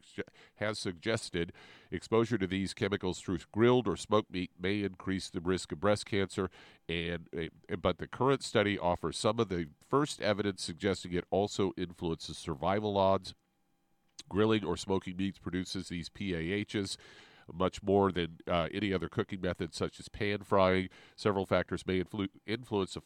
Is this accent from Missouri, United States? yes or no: yes; Kansas City, Missouri, United States; growing up in Kansas City